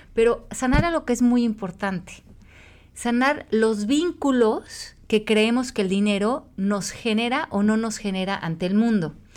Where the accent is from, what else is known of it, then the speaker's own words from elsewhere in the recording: Mexico; yo desde que nací en México, México está en crisis